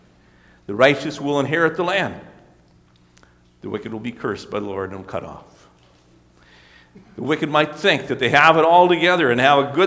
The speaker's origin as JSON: {"language": "English", "town": "Mackville", "country": "United States", "tie": "born or raised there", "moved": "yes", "said": "I was back in my hometown this last week here in Mackville"}